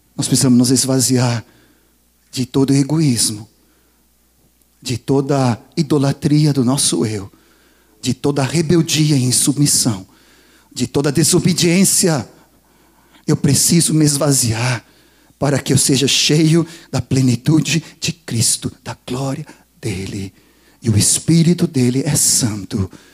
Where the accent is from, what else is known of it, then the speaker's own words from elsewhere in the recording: Sweden; now in Brazil; Eu sou sueco